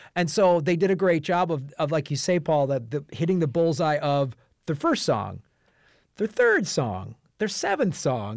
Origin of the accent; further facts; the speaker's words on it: United States; as an American